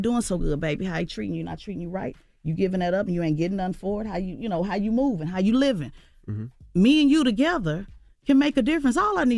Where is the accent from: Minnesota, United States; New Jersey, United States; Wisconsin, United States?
New Jersey, United States; I'm from Jersey.